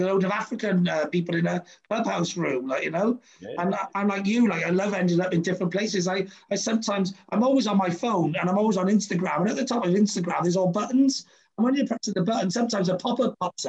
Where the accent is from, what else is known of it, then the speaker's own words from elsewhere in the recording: Wales, United Kingdom; as a Brit and as a Welshman